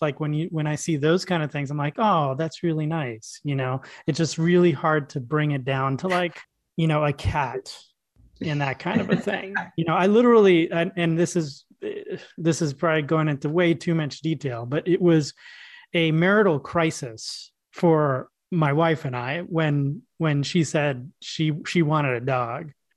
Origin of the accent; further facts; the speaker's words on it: New York City, New York, United States; I grew up in New York City